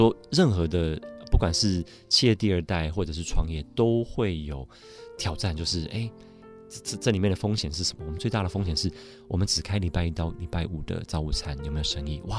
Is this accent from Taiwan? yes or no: no; Montreal, Quebec, Canada; 我在 Montreal 蒙特娄长大，我太太是在纽约长大。我们以前常常上山去滑雪